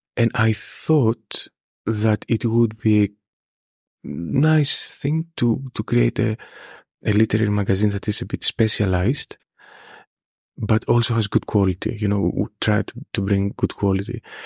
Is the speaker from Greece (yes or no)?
yes; Greece; moved away as an adult; also born or lived in Scotland; now in United Kingdom; I stayed in my hometown